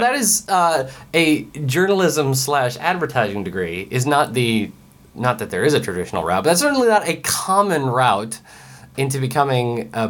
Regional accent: Wyoming, United States; I grew up in Wyoming.

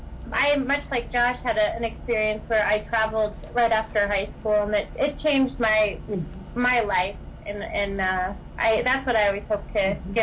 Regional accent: Denver, Colorado, United States; moved away as an adult; also born or lived in Tacoma, Washington / Boston; I'm actually from Colorado.

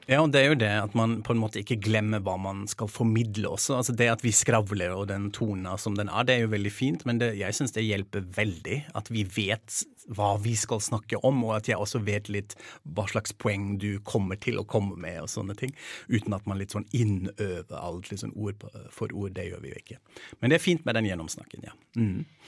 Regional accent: Germany; moved away; i hjemlandet mitt

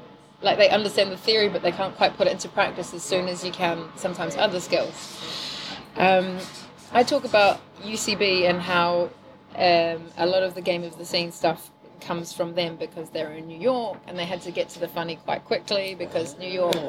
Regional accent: New Zealand; accent: weird; I'm from New Zealand, obviously, originally, and my accent's very weird.

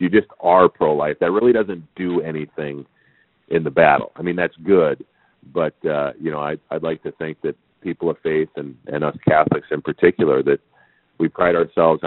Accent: St. Paul, Minnesota, United States; where I grew up in St. Paul, Minnesota in the 80s

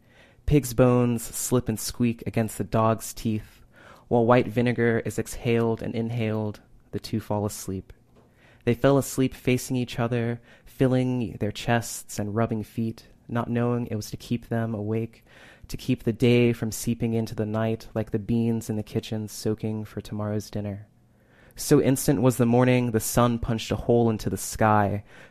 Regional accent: Valdosta, Georgia, United States; So I'm from the Deep South. I'm from Valdosta, Georgia, which is like 3.5 hours below us. It's an interesting place.

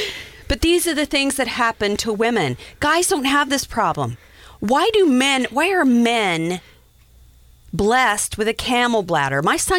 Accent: Wyoming, United States; Dude, I'm from Wyoming.

